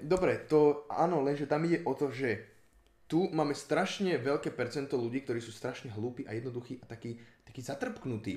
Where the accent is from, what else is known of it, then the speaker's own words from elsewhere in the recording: Slovakia; to, že som sa narodil na Slovensku, sa nepovažujem za Slováka. Dobre, narodil som sa tu